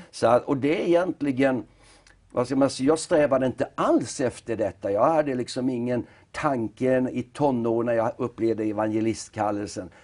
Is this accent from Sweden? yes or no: yes; Nybro, Kalmar County, Sweden; moved away as an adult; vi är uppvuxna i Nybro. Ja. Och eh, det var ju där som vi tillbringade Åtminstone livet fram till 18-årsåldern